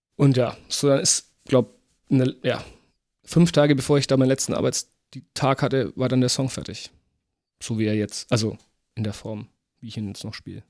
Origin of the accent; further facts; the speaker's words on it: Wachendorf, Bavaria, Germany; also born or lived in Fürth; in Wachendorf, wo ich herkomme